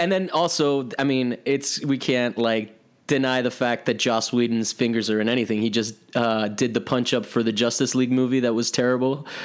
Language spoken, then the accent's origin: English; Kansas, United States; I'm from Kansas.